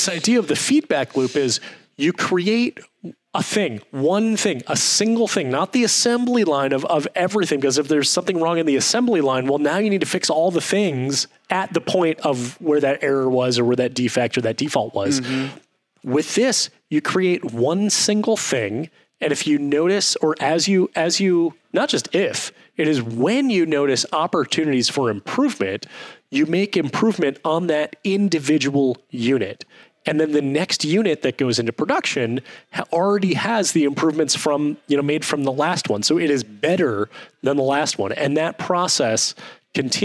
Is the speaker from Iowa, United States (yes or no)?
no; Detroit, Michigan, United States; I grew up in Detroit, Michigan, aka Ford